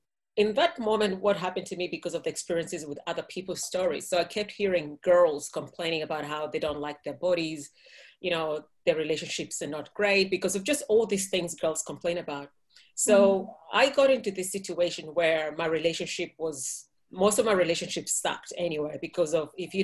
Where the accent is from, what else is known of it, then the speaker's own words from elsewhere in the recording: Kenya; moved away; I'm from Kenya.